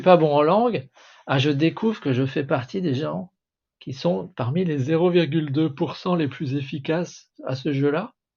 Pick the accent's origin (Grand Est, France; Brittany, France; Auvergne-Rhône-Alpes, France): Grand Est, France; Alsace; born or raised there; first language French